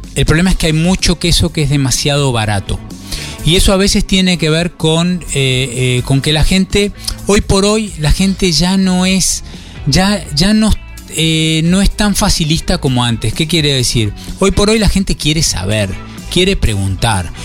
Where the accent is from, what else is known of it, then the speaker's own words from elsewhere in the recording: Argentina; moved away as an adult; now in Colonia Valdense, Uruguay; empezamos como tantos argentinos